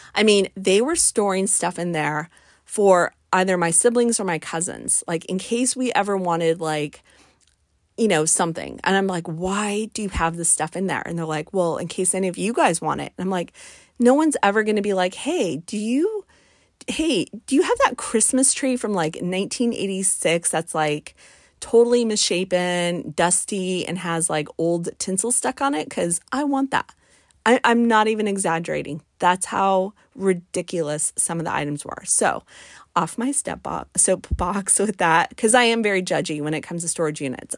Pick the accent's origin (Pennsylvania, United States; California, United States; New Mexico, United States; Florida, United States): New Mexico, United States; Albuquerque; moved away; I am from the Mountain West. I'm from Albuquerque, New Mexico.